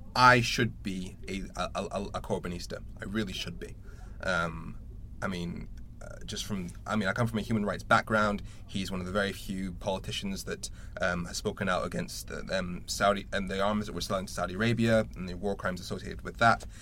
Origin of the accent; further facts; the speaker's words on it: Darlington, North East England, United Kingdom; now in Sheffield, United Kingdom; I was born in Darlington